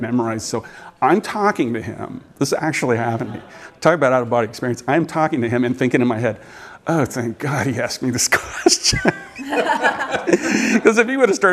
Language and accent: English; California, United States; now in Virginia, United States; where I grew up out there in California